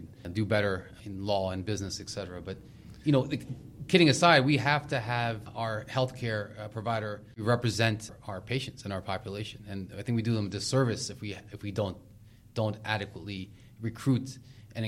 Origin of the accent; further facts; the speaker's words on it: Maryland, United States; I grew up in Maryland